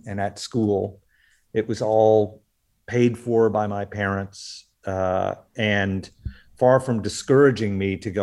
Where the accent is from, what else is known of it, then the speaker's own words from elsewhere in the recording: Oklahoma, United States; I grew up in the Southwest in Oklahoma.